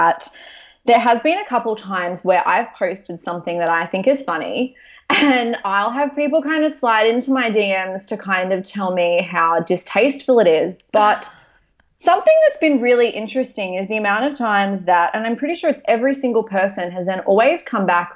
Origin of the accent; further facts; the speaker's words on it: Maitland, New South Wales, Australia; I opened a Pilates studio in my hometown of Maitland